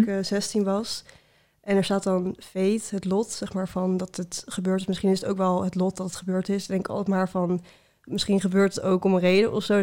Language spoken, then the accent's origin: Dutch; Utrecht, Netherlands; ik kom uit Utrecht